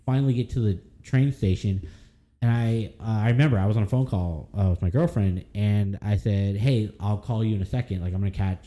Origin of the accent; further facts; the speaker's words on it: United States; I'm from America